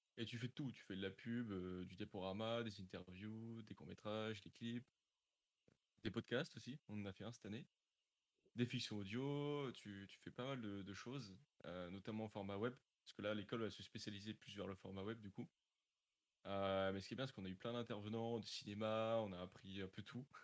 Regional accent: Normandy, France; j'avais été à France 3 à Dieppe, parce que je suis de Normandie

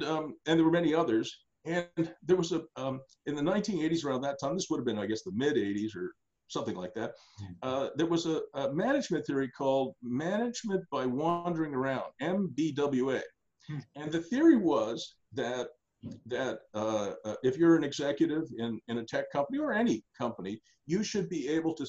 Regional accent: Australia; now in Ottawa, Canada; So in 1983, I came to Ottawa from Australia, and I found that my dad and I think three partners had invested in roller disco rinks.

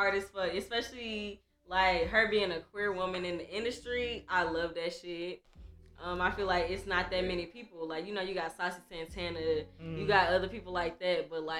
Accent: Houston, Texas, United States; moved away as an adult; now in Atlanta, United States; growing up in Texas, like, we grew up on Atlanta music. We grew up on Louisiana music and Texas music.

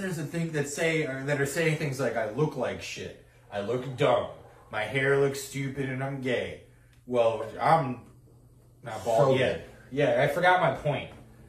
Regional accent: Brooklyn, New York, United States; I'm from Brooklyn.

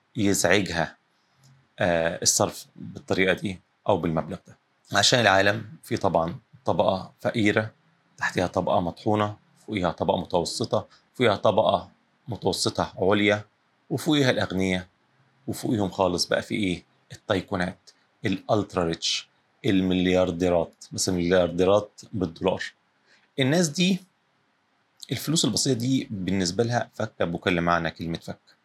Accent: Egypt; عندنا في الساحل الشمالي

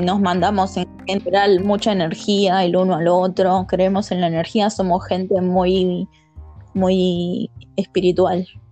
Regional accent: Buenos Aires, Argentina; soy de Buenos Aires, Argentina

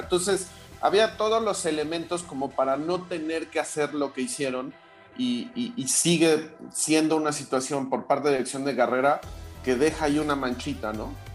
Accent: Mexico; como mexicano

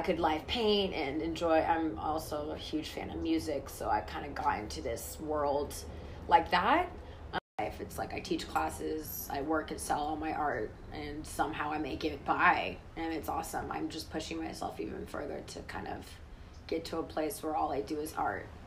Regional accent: the Bay Area, California, United States; I grew up in the Bay

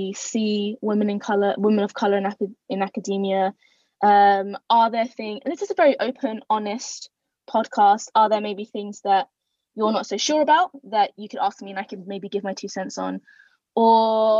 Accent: London, United Kingdom; I'm Bengali and, you know, 100% but born and bred in London

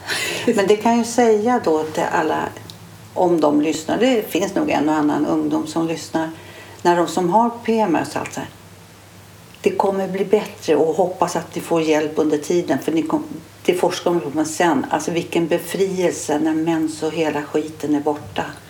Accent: Stockholm, Stockholm County, Sweden; jag är ju från stan

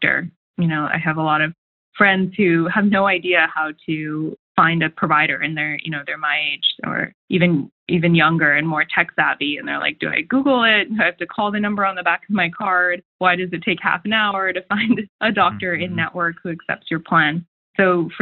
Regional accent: Japan; moved away as an adult; also born or lived in Bay Area, California; I grew up in Japan and then went to the Bay Area for college.

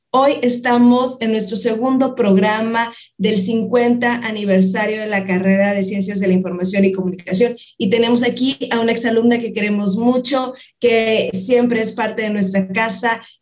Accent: Matamoros, Tamaulipas, Mexico; y yo también soy de Matamoros.

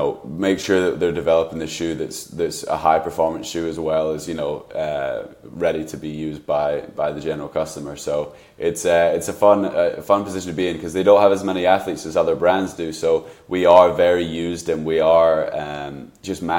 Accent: United Kingdom; now in Seattle, United States; I'm obviously British

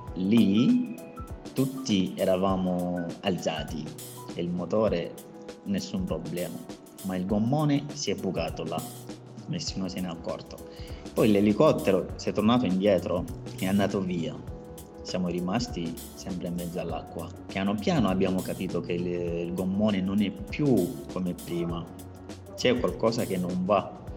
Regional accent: Mali; moved away as an adult; now in Italy; vengo dal Mali

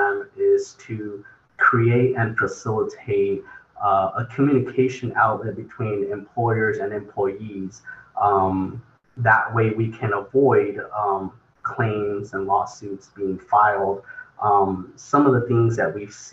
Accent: Fresno, California, United States; Grew up, was raised here in the Central Valley, born and raised in Fresno

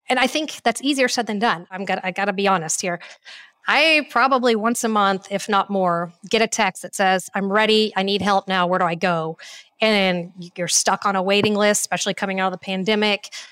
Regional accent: Cool, Texas, United States; also born or lived in Houston, Texas / Fort Worth, Texas; now in Austin, United States; I am a born and raised Texan. Um, I was born in Houston, Texas, and when my parents got divorced, and I was about five years old, I ended up moving with my mom

